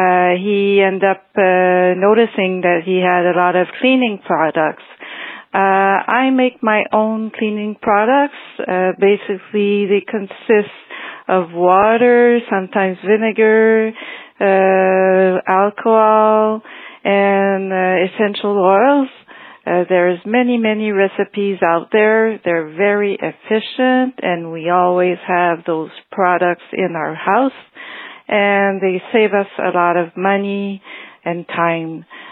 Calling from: Montreal, Quebec, Canada; I'm calling from Montreal, Canada.

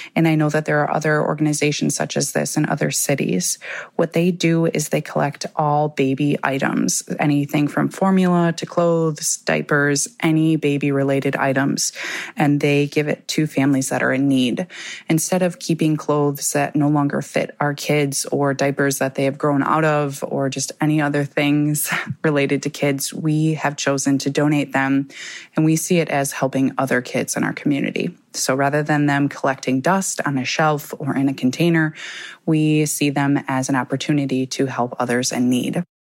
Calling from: Sheboygan, Wisconsin, United States; I'm calling from Sheboygan, Wisconsin

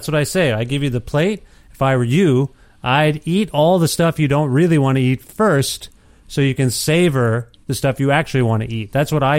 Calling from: Edmonton, Alberta, Canada; moved away; That's where I'm calling you from. My family and I moved to Edmonton, Alberta in January 2020.

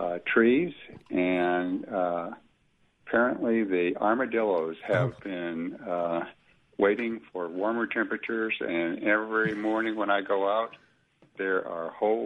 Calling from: Neshoba County, Mississippi, United States; Neshoba County.

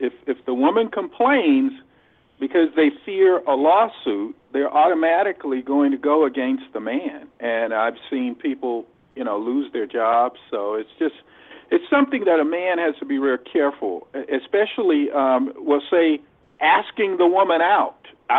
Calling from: Los Angeles, California, United States; Yeah, …, L.A.

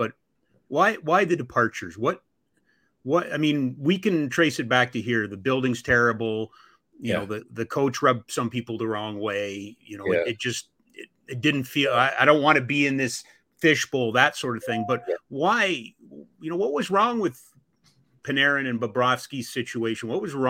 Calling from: Calgary, Alberta, Canada; because I'm calling from Calgary

